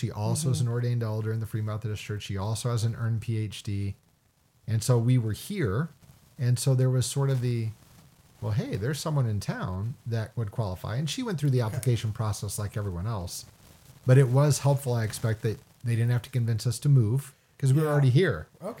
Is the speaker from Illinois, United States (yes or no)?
yes; Illinois, United States; also born or lived in Indiana; So I was born in Indiana, but we moved to Southern Illinois when I was two. My parents still live there. Greater St. Louis area, right across the river.